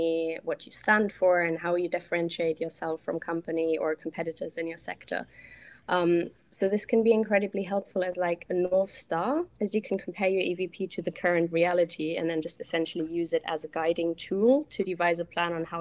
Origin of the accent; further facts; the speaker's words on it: Germany; English is a second language; moved away; I'm originally from Germany, as you might hear.